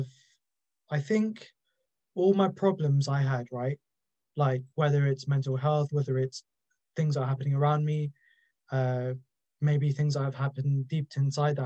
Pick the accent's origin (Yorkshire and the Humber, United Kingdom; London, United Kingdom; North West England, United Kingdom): London, United Kingdom; I'm from London